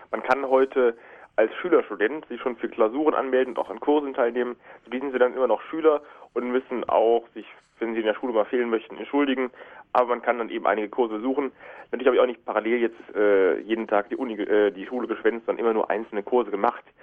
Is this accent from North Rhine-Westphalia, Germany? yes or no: yes; Cologne, North Rhine-Westphalia, Germany; Ja, ich spreche nur Hochdeutsch, kein Kölsch, aber ich bin doch sehr mit Köln verbunden.